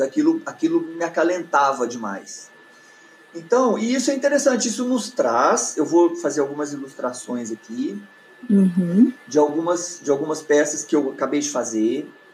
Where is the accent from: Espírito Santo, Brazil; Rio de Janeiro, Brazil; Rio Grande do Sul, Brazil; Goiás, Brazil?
Goiás, Brazil; Goiânia; moved away as an adult; now in Brasília, Brazil; eu saí de Goiânia eu tinha 18 anos, foi quando eu vim para Brasília.